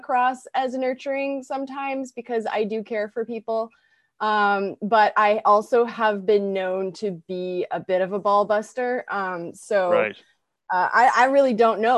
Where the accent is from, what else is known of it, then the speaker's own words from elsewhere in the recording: Canada; I am also Canadian